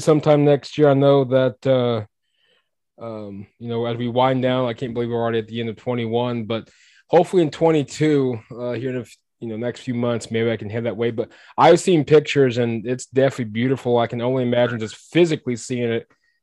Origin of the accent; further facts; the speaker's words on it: Oklahoma City, Oklahoma, United States; also born or lived in Tucson, Arizona / Wichita, Kansas / Kentucky; I practically was born and raised in Oklahoma for exception of for a few years here and there in Tucson, Arizona, and Wichita